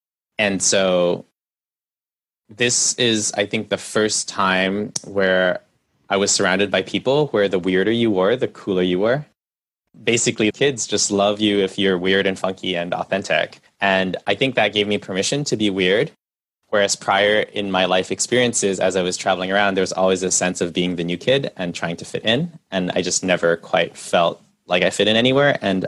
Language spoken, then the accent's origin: English; Canada; born there; My parents are first generation Chinese Malaysian immigrants, and I was born in Canada.